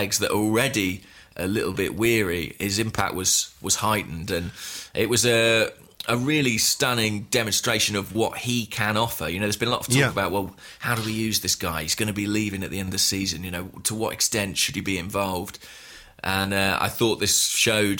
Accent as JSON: {"language": "English", "region": "England", "country": "United Kingdom", "said": "I'm English"}